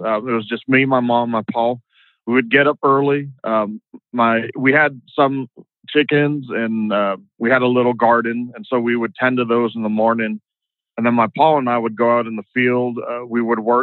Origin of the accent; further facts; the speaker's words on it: the Delta, Louisiana, United States; now in Austin, United States; we grew up in the Delta, it was all bayou country